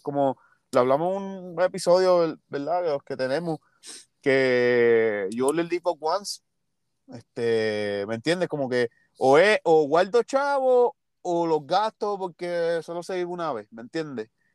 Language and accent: Spanish; Ponce, Puerto Rico; yo soy de Ponce